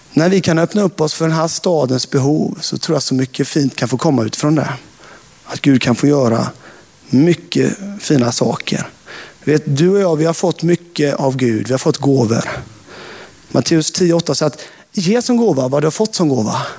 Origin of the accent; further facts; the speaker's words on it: Hultsjö, Jönköping County, Sweden; När jag växte upp eh, utanför Sävsjö, i Hultsjö, på landsbygden